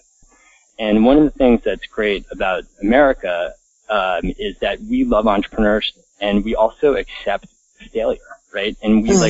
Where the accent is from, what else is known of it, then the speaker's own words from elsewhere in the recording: Connecticut, United States; the house that I grew up in Connecticut